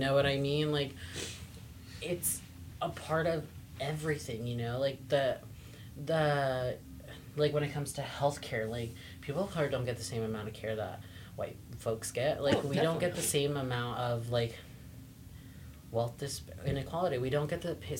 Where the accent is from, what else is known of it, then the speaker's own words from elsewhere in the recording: the Valley, California, United States; I grew up here in the Valley